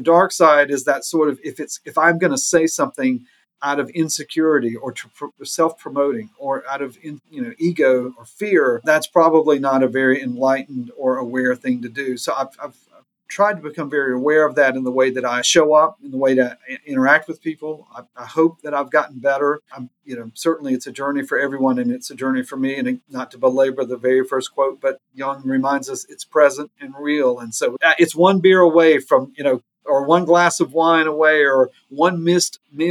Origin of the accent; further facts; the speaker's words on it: Gaffney, South Carolina, United States; moved away; I'm originally from Gaffney, South Carolina